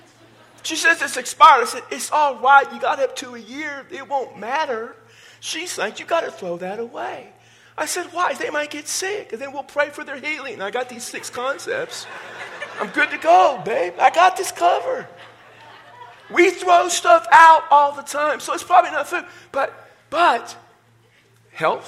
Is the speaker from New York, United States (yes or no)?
no; Texas, United States; accent: Texas; My Texas accent